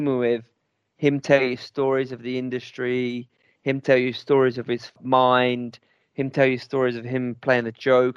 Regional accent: London, United Kingdom; being a Londoner

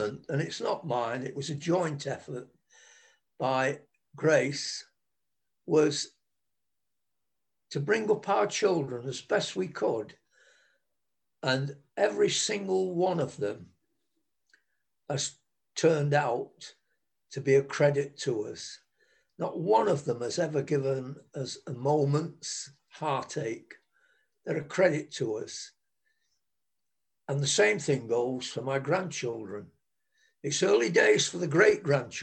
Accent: England, United Kingdom; We're English

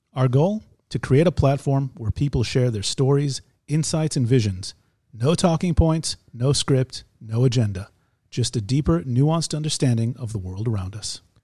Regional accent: United States; now in Israel; We're two Jewish guys. We grew up in America.

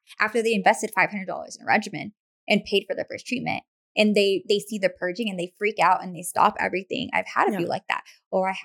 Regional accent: Hacienda Heights, California, United States; moved away; I grew up in Hacienda Heights

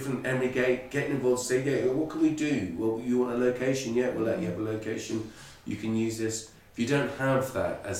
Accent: Ireland; I'm Irish

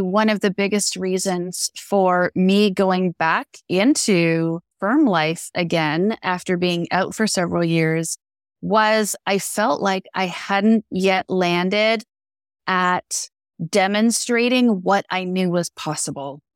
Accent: Canada; we're Canadian, I'm Canadian

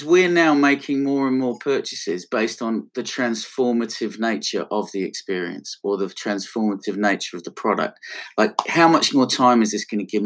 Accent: Blackpool, North West England, United Kingdom; accent: Northwest; moved away; I'm from Blackpool

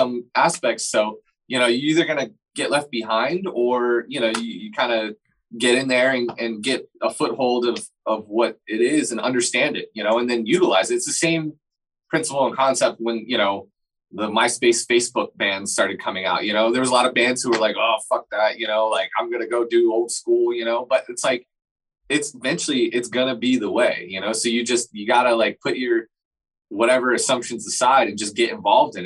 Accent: Fort Lauderdale, Florida, United States; I'm from Fort Lauderdale

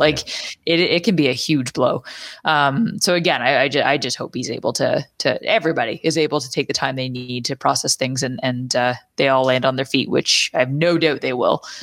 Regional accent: Canada; as a Canadian

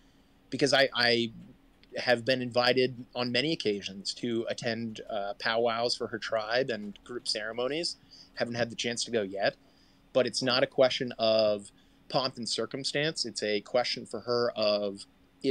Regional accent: Columbus, Ohio, United States; I grew up in Columbus, Ohio

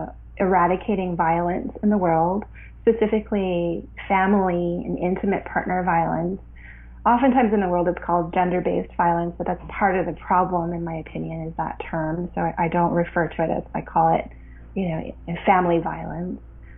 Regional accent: Canada; also born or lived in Ottawa, Canada / Vancouver, Canada; I was born in Canada and grew up my whole childhood here.

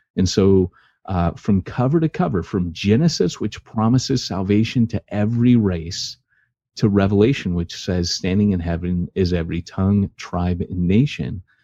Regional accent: Orange County, California, United States; I was raised in Orange County, California

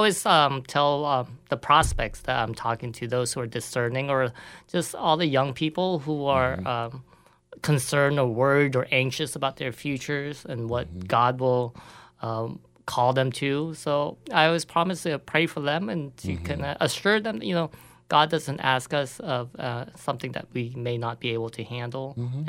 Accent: California, United States; moved away; I'm from California originally.

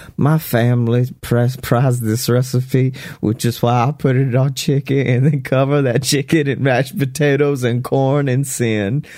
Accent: Oxford, Mississippi, United States; my hometown

